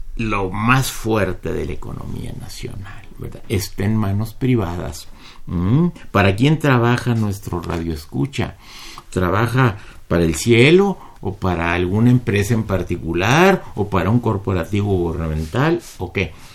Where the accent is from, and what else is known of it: Mexico